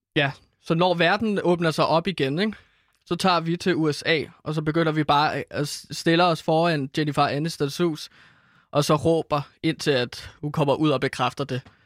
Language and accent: Danish; Herlev, Capital Region of Denmark, Denmark; i Herlev, hvor jeg er fra